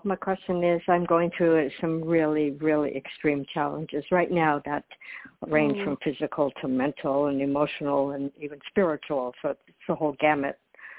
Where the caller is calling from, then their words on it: Florida, United States; I'm calling from Florida.